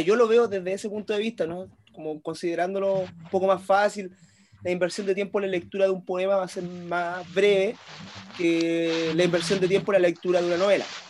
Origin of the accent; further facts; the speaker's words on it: Chile; yo siendo chileno